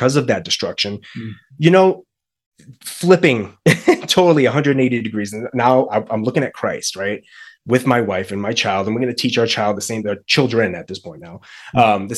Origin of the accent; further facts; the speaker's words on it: Boston, Massachusetts, United States; moved away as an adult; now in Colorado, United States; the move from Massachusetts to now Colorado. We're actually from Boston